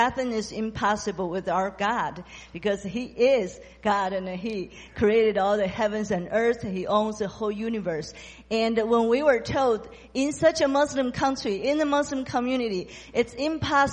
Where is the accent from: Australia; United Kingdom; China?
China; I'm from China